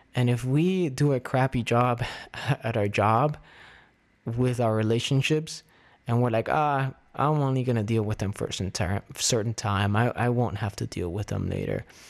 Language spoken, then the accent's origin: English; Miami, Florida, United States; moved away as an adult; now in Las Vegas, United States; my old pastors at the church I grew up with in Miami